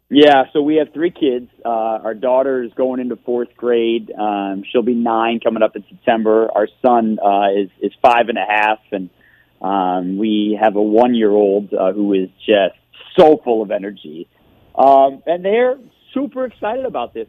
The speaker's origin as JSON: {"language": "English", "town": "Detroit", "region": "Michigan", "country": "United States", "tie": "born or raised there", "moved": "yes", "said": "I grew up in Michigan"}